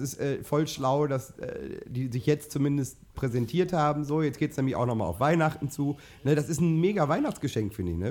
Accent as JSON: {"language": "German", "town": "Minden", "region": "North Rhine-Westphalia", "country": "Germany", "tie": "born or raised there", "said": "Ich habe meine Kindheit in Letheln verbracht"}